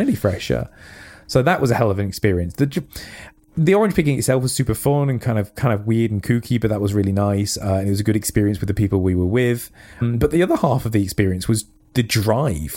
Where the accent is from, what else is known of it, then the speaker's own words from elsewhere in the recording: United Kingdom; as British, we are